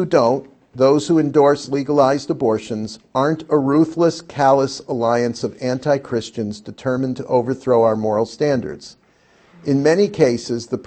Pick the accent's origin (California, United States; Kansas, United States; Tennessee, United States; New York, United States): New York, United States; Buffalo; I was a schmo from Buffalo